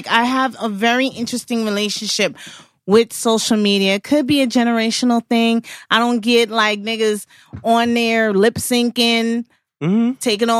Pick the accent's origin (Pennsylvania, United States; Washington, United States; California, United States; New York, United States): New York, United States; New York City; I'm from Brooklyn.